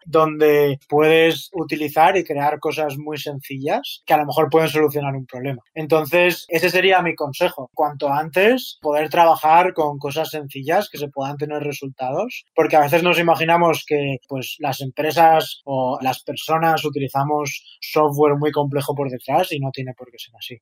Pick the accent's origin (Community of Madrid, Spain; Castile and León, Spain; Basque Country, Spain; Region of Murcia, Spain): Community of Madrid, Spain; Madrid; accent: Spanish; moved away as an adult; also born or lived in Chicago; now in San Francisco, United States; soy eh, originario de Madrid, mi familia es de Madrid